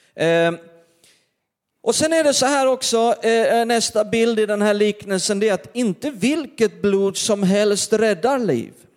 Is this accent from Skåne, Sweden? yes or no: yes; Perstorp, Skåne, Sweden; när jag var liten i norra Skåne, varenda, början på varenda december där så skulle vi gå till torget i Perstorp